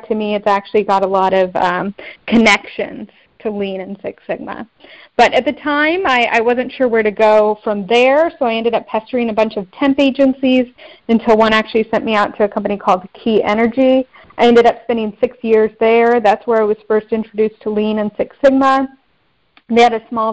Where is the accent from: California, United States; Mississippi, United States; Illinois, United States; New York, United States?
California, United States; Bakersfield; moved away as an adult; also born or lived in Angola; where I grew up in Bakersfield, California